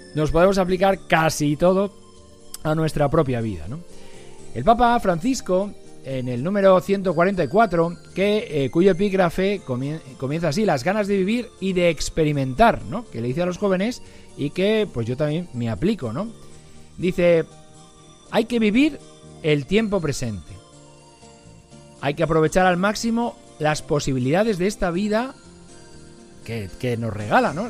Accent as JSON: {"language": "Spanish", "town": "Algete", "region": "Community of Madrid", "country": "Spain", "lives_now": "Arganda del Rey, Spain", "said": "las de mi pueblo, de Algete"}